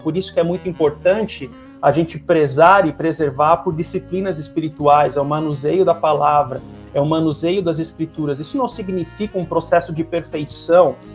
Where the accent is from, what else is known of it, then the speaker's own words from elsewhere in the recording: South Region, Brazil; E, e como sulista tem o chimarrão, né?